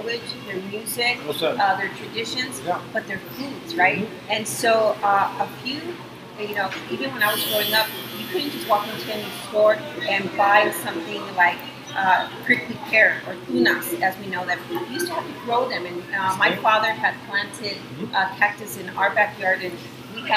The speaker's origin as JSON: {"language": "English", "town": "San Jose", "region": "California", "country": "United States", "tie": "born or raised there", "said": "I was born and raised in San Jose. I actually grew up in the west side of San Jose, in the Del Monte Cannery area."}